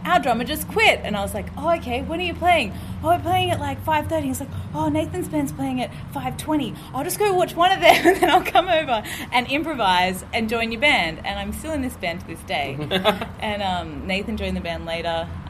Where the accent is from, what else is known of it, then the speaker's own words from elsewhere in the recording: Central Coast, New South Wales, Australia; I'm also from the Central Coast.